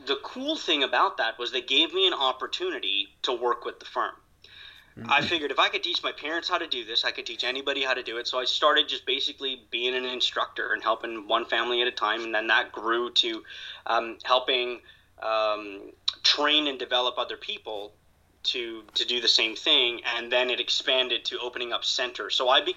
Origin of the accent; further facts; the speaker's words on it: Dubai, United Arab Emirates; also born or lived in India; now in North Vancouver, Canada; I wasn't born here. I was born in India. I grew up in Dubai, and I've been in Canada now for 20-something years.